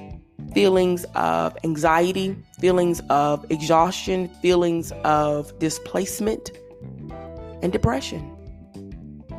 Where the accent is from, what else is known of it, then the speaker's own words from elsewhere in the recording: Louisiana, United States; I'm from Louisiana